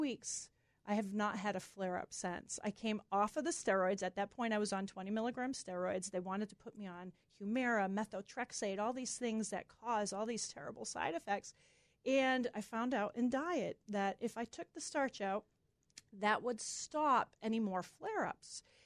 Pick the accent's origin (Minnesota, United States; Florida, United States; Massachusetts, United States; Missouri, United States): Massachusetts, United States; moved away; we're from Massachusetts. So all our family's in Massachusetts.